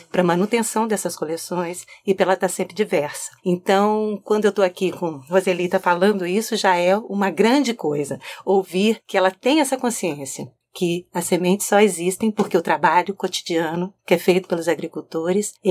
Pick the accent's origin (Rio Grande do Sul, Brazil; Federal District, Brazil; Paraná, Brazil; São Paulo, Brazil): Federal District, Brazil; Brasília; eu vim de Brasília, mas eu queria trazer aqui minhas origens que são mineiras, né?